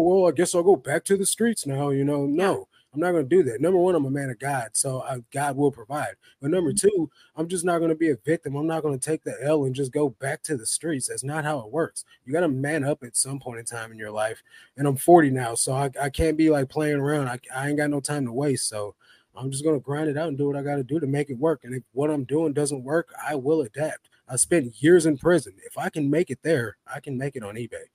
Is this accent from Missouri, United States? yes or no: yes; St. Louis, Missouri, United States; moved away; I come from St. Louis